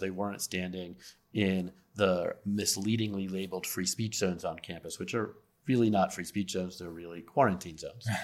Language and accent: English; Las Vegas, Nevada, United States; now in Philadelphia, United States; I'm originally from Las Vegas